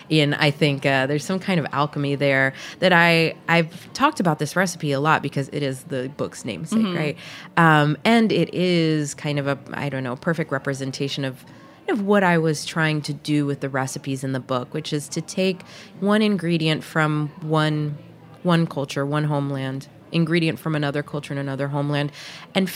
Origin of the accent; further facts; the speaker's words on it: the South, Georgia, United States; also born or lived in Puerto Rico; when I was growing up in the South